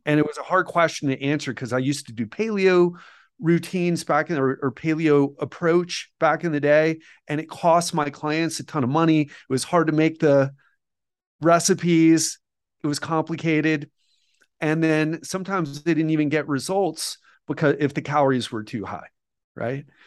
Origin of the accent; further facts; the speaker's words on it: United States; moved away as an adult; also born or lived in Mexico / Colombia / Thailand / Bali; now in Brazil; I love being American and being from America